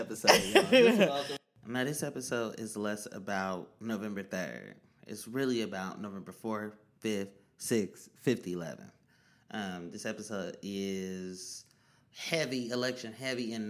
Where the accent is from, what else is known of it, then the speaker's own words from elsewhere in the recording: Oakland, California, United States; I'm from East Oakland yet, but that's where I'm from.